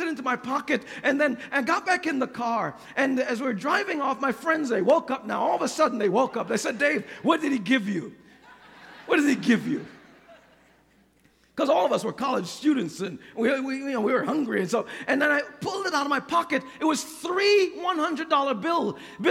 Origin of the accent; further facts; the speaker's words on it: New York, United States; I grew up in New York